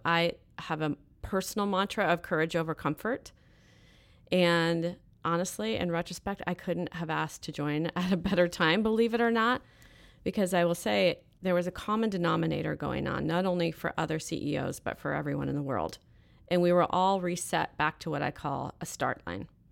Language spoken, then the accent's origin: English; Fairfax, California, United States; I grew up in Northern California. I'm a true Northern California girl, so north of San Francisco in a small little town called Fairfax